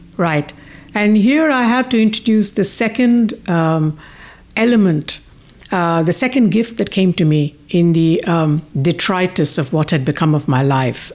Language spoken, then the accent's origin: English; India; moved away; also born or lived in United Kingdom / United States; I was born in India, but I lived in the U K and most of my life, I mean, more than half of my life in the U S